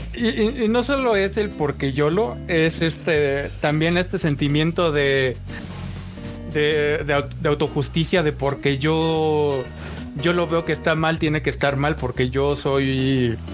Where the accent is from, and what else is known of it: Mexico